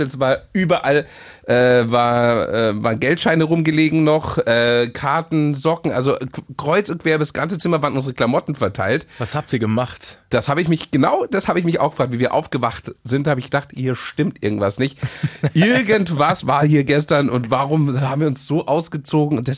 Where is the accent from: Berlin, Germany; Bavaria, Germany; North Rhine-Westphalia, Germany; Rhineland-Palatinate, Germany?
Bavaria, Germany; Regensburg; der Goldene Hirsch ist hier bei uns in Regensburg.